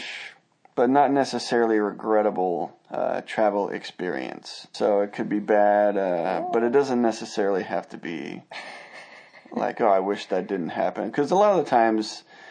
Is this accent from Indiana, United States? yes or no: no; Redding, California, United States; born or raised there; moved away as an adult; also born or lived in San Jose, California; now in Boise, United States